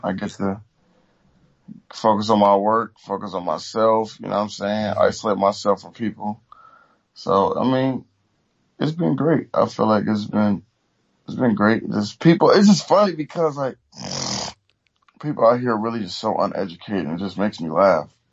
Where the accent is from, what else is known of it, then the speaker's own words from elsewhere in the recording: Oakland, California, United States; I'm from Oakland. You know, we get, we get everything out the mud out here